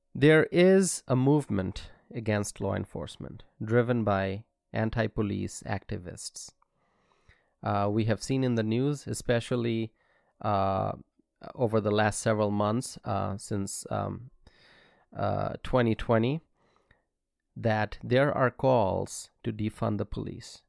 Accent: United States; As an American

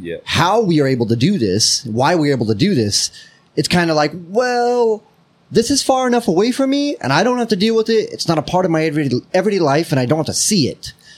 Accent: United States; as an American

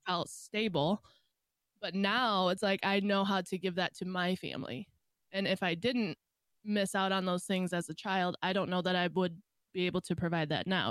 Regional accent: Michigan, United States; I am from Michigan

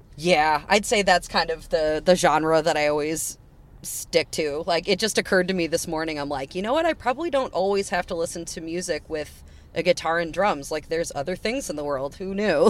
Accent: Wheaton, Illinois, United States; I was raised in Wheaton.

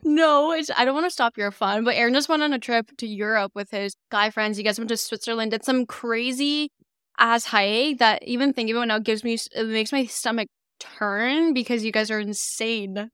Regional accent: Calgary, Alberta, Canada; moved away as an adult; also born or lived in Jeju, South Korea; now in Halifax, Canada; I was born on an island in Jeju, South Korea, and I'd moved back and forth a few times from Korea to Calgary, which is where I mainly grew up for my entire life.

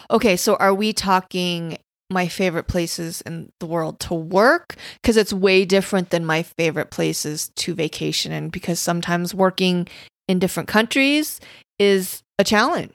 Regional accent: Casper, Wyoming, United States; moved away; growing up in Casper, Wyoming

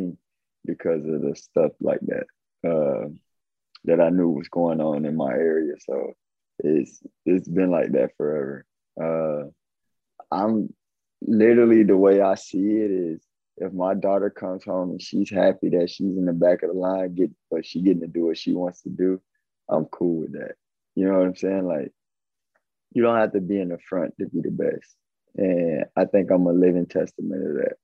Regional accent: Avon Park, Florida, United States; I came from Avon Park, Florida. It's like 5,000-6,000 people.

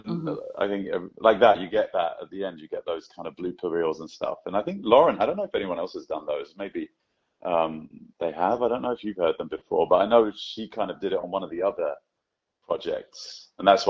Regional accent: Scotland, United Kingdom; Yeah, I am Scottish from beginning to end, which I love.

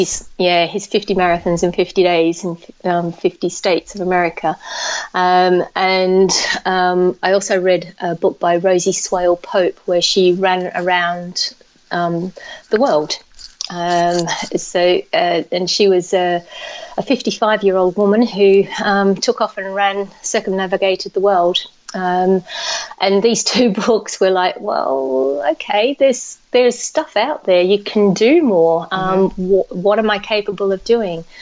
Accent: Australia; I grew up in Australia.

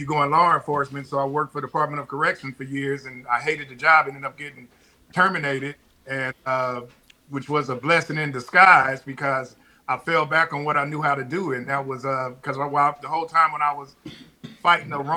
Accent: Compton, California, United States; also born or lived in Corsicana, Texas; now in Texas, United States; I'm born and raised in Compton, but I came to Corsicana every summer

